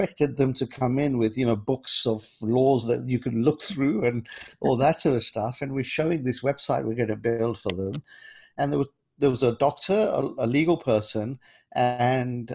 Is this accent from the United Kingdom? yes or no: yes; London, United Kingdom; also born or lived in Kenya; growing up in London